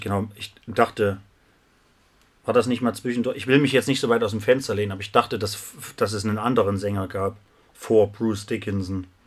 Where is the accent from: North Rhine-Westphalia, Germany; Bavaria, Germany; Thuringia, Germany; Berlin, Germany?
Thuringia, Germany; Krölpa; now in Jena, Germany; Ich bin heute im wunderschönen Krolpa in meinem Heimatdorf und nicht nur das, ich bin in meinem Elternhaus.